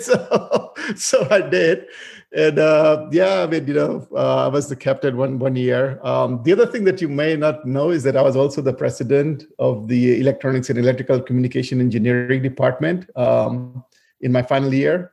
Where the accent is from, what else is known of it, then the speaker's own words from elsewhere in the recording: Fiji; moved away as an adult; also born or lived in India; I originally grew up in Fiji. So, I mean, even though my ancestry is from India, but I was born and raised in Fiji.